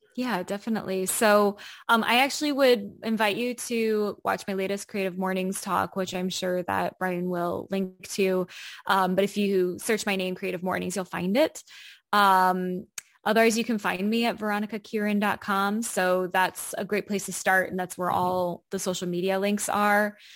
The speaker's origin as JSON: {"language": "English", "country": "United States", "tie": "born or raised there", "moved": "as an adult", "lives_now": "Berlin, Germany", "said": "I grew up in the United States"}